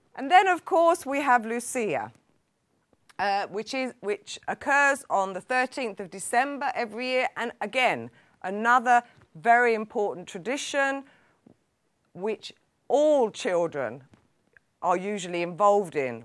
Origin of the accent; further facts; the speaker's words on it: London, United Kingdom; moved away as an adult; now in Sweden; as a Londoner, coming from a very multicultural society